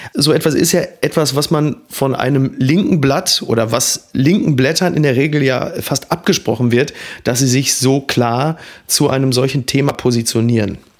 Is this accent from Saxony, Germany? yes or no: no; Hamburg, Germany; als Hamburger